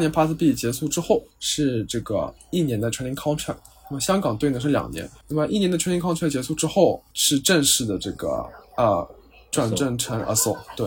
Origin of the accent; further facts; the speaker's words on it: China; first language Chinese; moved away as an adult; now in Singapore; 我们的优势其实是 native Chinese